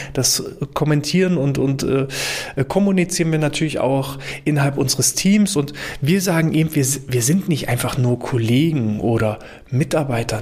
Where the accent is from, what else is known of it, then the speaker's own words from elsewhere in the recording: Germany; bei uns in Deutschland